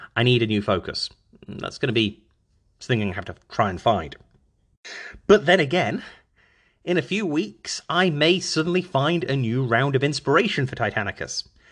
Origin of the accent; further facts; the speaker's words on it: Stafford, West Midlands, United Kingdom; moved away as an adult; now in United States; my hometown of Stafford, Staffordshire.